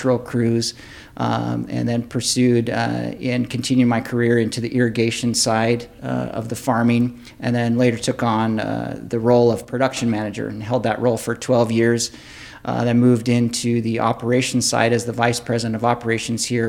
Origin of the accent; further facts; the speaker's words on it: San Jose, California, United States; I grew up in South San Jose when there was actually farming and agriculture operations before blacktop and buildings